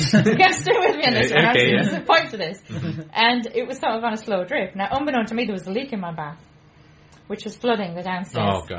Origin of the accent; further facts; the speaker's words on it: Stanley, North East England, United Kingdom; I'm a Stanley girl. I come from Stanley.